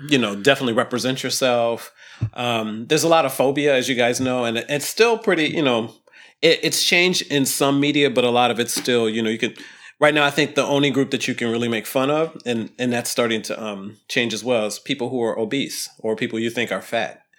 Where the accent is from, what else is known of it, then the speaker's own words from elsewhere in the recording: Ohio, United States; I grew up in Ohio, totally in Ohio